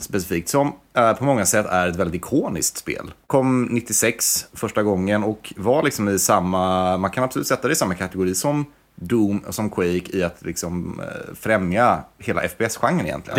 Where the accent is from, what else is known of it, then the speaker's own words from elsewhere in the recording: Varberg, Halland County, Sweden; moved away; Jag är från Varberg från början.